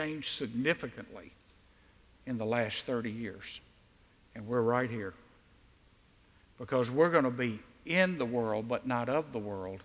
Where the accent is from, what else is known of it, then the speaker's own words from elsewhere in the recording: the South, United States; we in the South